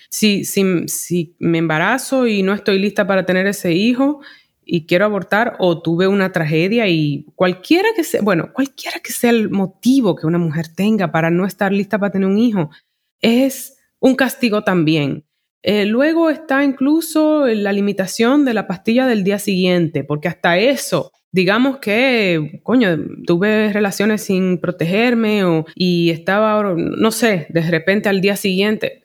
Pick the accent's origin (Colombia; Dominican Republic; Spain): Dominican Republic; Santo Domingo; moved away as an adult; also born or lived in New York City, United States; soy de Santo Domingo, aquí me crié, pero en la segunda etapa de mi vida, desde los veintiún años, por veinte años más, yo me desarrollé en la ciudad de Nueva York